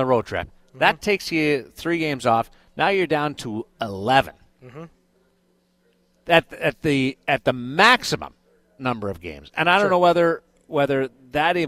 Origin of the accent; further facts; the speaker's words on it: Canada; I'm a Canadian guy